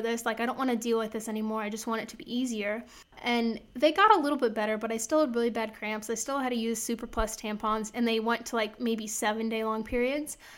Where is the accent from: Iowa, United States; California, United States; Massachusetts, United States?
Iowa, United States; I'm from Iowa. I grew up in the country, like, meat and potatoes and bread sort of girl